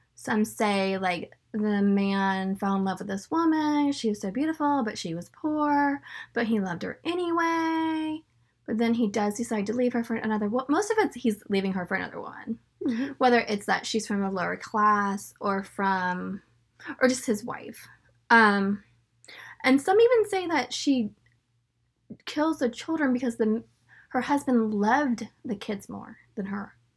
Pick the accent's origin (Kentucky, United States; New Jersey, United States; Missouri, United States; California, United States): California, United States; Northern; I'm from Northern California